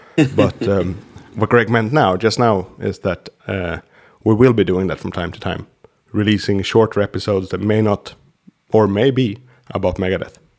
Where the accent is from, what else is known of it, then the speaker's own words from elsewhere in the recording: Sweden; English is a second language; my countryman Peter Stormare is always doing Slavic guys in American shows because it's not that hard for us to do this kind of English